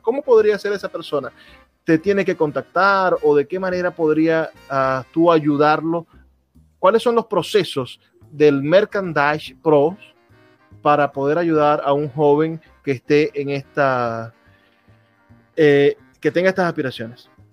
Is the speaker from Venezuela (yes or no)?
yes; Venezuela; como venezolano